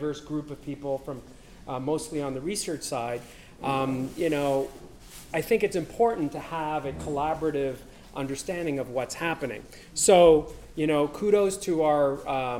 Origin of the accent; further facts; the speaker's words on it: Canada; I am from Canada